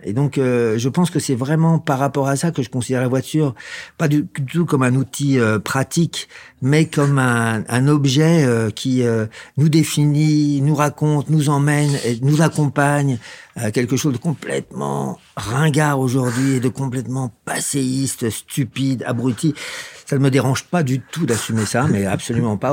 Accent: Versailles, Île-de-France, France; je suis d'origine de Versailles, mais même pas le vrai Versaillais

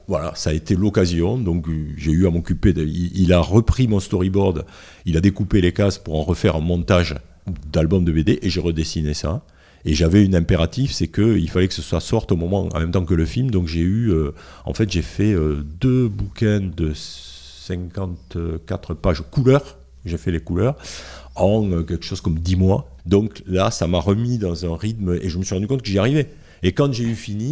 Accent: the South, southern France, France; accent: Sud; moved away as an adult; also born or lived in Paris / Toulouse; j'ai l'accent du Sud, mais à l'époque je l'avais beaucoup plus.

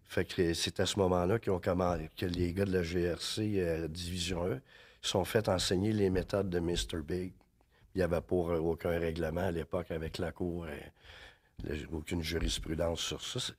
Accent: Drummondville, Quebec, Canada; moved away as an adult; also born or lived in Vancouver, Canada; j'ai grandi à Drummondville. Je suis venu au monde à Drummondville

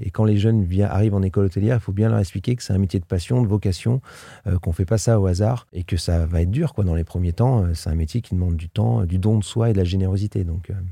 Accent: Limoges, Nouvelle-Aquitaine, France; moved away as an adult; also born or lived in England / Paris; now in Albi area, France; Je suis né à Limoges dans le 87, hein, dans le Limousin

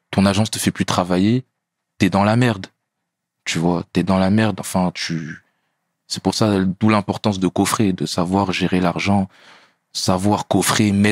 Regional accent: France; Pourtant, je suis français, tu vois.

